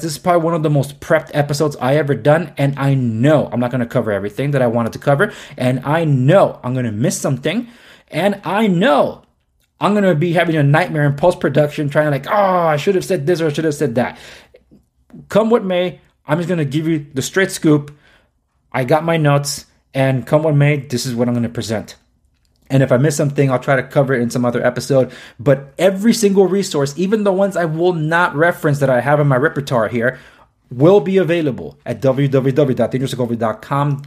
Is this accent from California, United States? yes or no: yes; Los Angeles, California, United States; born and raised in Los Angeles